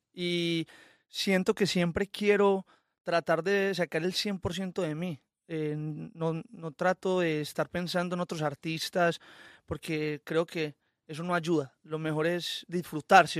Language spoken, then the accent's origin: Spanish; Colombia; soy muy colombiano, o sea, a mí me encanta mi, mis raíces y me encanta todo lo que hay, eh, alrededor de mi tierra. También crecí con la música llanera